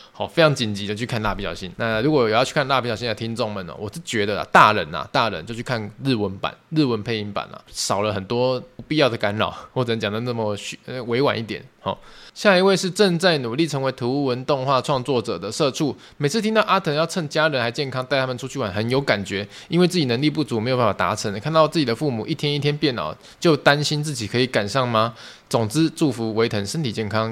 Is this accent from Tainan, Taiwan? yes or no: yes; Tainan, Taiwan; 我本身也是住台南嘛， 我就是土生土长台南人， 啊， 现在在台南工作生活啦， 以后也会在台南养老啦